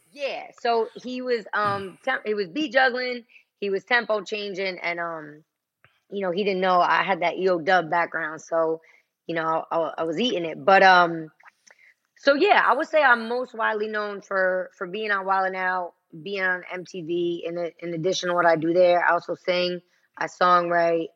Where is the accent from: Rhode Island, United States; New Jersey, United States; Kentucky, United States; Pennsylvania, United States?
New Jersey, United States; Passaic County; I'm from Jersey